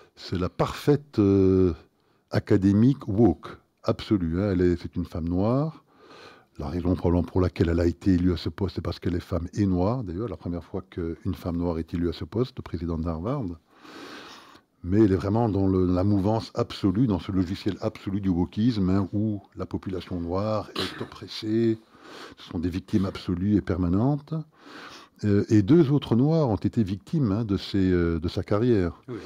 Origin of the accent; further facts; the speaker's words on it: Belgium; nous sommes belges